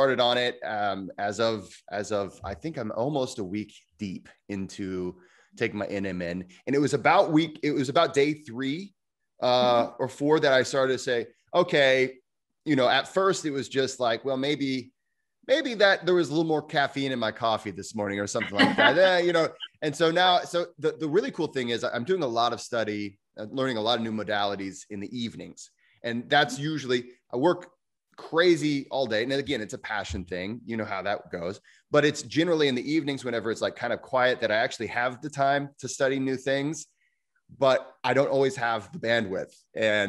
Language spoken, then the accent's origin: English; United States; I'm an American